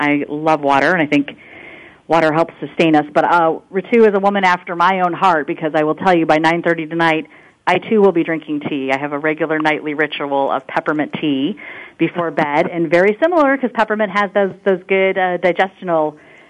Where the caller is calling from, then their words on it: Winston-Salem, North Carolina, United States; I'm calling from Winston-Salem, North Carolina, and it is the noon hour here